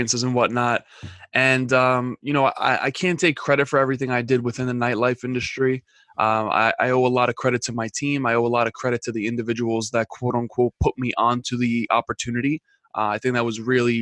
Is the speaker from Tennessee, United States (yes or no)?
no; New York, United States; being from New York